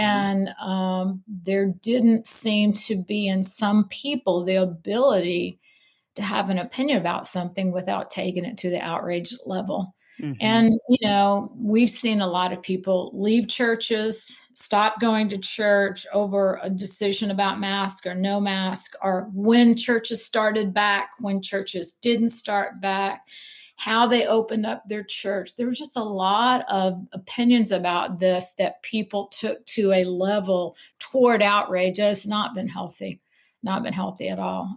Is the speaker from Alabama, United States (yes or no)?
no; Missouri, United States; moved away as an adult; also born or lived in Denver, Colorado; now in Mobile, United States; I grew up in Missouri